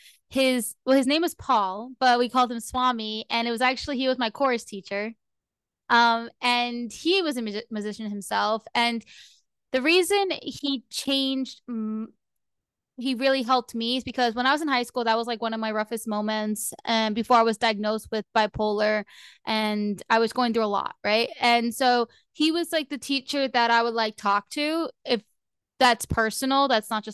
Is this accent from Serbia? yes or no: no; New Jersey, United States; moved away as an adult; now in Florida, United States; moving away from my hometown. Like I lived in Jersey, I live in Florida now